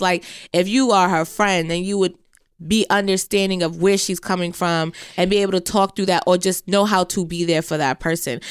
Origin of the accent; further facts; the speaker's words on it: Jamaica; being Jamaican, I have one brother